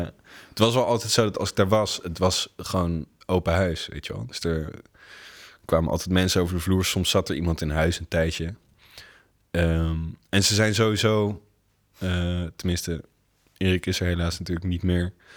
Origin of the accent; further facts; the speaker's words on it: The Hague, South Holland, Netherlands; moved away as an adult; now in Rotterdam, Netherlands; ik ben inderdaad geboren en getogen in Den Haag